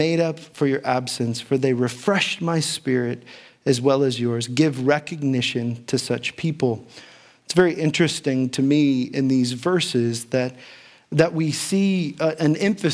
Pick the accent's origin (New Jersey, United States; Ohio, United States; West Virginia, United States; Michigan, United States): Ohio, United States; Dayton; growing up in Dayton, Ohio